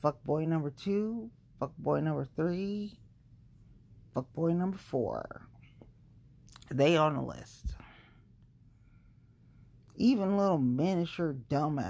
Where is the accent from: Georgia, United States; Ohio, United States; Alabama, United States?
Ohio, United States; Cincinnati; moved away; I grew up in Cincinnati